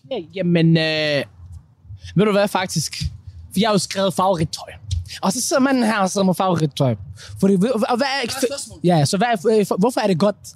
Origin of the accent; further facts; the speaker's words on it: Denmark; Vi, vi, er vok- vi i vores ungdom, som somalier i Danmark, hvor mig og Hassan, vi valgte at være i den her midte, ikke?